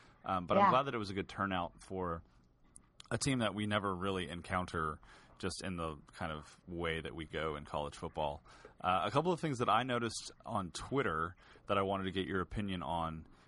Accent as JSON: {"language": "English", "region": "Texas", "country": "United States", "tie": "born or raised there", "said": "growing up in Texas."}